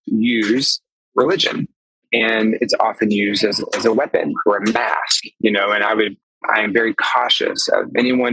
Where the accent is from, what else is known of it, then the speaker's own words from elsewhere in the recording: the Arkansas Delta, United States; now in Chicago, United States; I'm from there. I was born and raised in the Delta